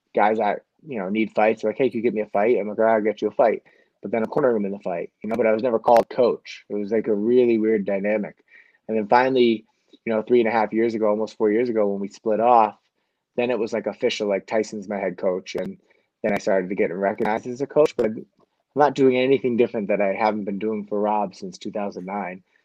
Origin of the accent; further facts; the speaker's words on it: Manchester, New Hampshire, United States; now in Auburn, United States; I grew up in Southern New Hampshire at the high school college in Manchester, but now I'm in Auburn